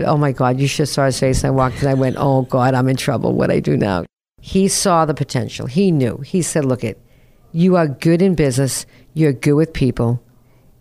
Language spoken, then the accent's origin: English; North Shore of Boston, Massachusetts, United States; also born or lived in Newton, Massachusetts / Revere, Massachusetts / Peabody, Massachusetts; I grew up on the North Shore of Boston, 14 years old, blizzard of 78. We moved to Newton.